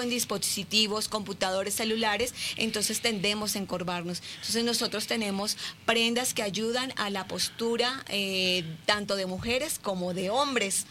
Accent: Colombia; moved away as an adult; now in Mexico; nací en Colombia, eh, quise traerme un pedacito de Colombia a México.

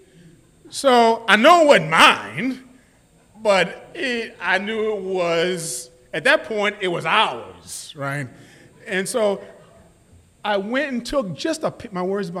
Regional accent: New York City, New York, United States; I was born in the States. I was born in New York City.

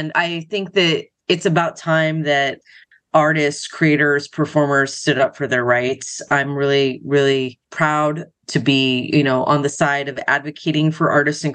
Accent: Los Angeles, California, United States; I grew up in Los Angeles, so I was pretty much around it my entire life

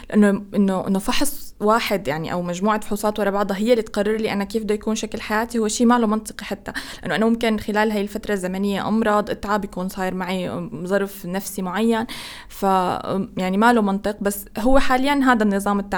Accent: Egypt; نفس عندنا في مصر

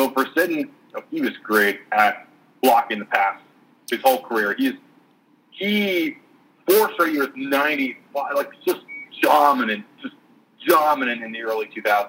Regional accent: New York, United States; I'm from New York.

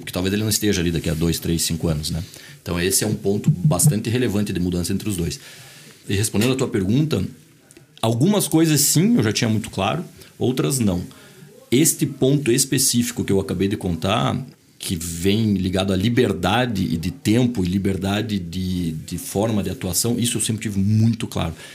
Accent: Curitiba, Paraná, Brazil; also born or lived in Boston, United States; Nasci em Curitiba, minha família inteira de Santa Catarina. É, estudei em colégio marista

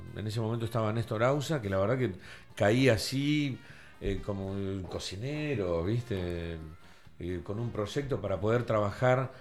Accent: Tandil, Buenos Aires Province, Argentina; moved away as an adult; also born or lived in Cariló; soy de Tandil

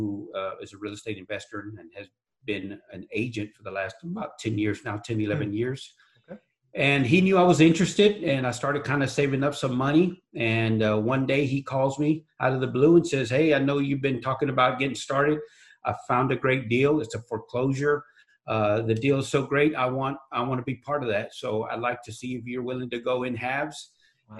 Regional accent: San Antonio, Texas, United States; I'm out of San Antonio, Texas. I'm a local Texas resident here for, obviously, I was born and raised here in Texas.

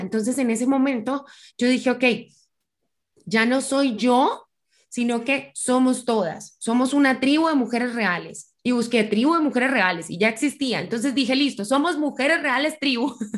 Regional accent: Colombia; moved away as an adult; also born or lived in Buenos Aires, Argentina; Yo soy colombiana

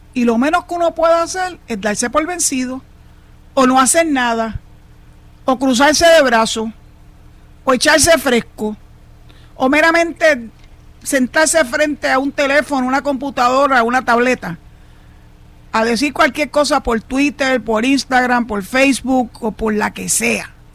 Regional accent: Puerto Rico; los 3.2 millones de puertorriqueños que somos ciudadanos americanos

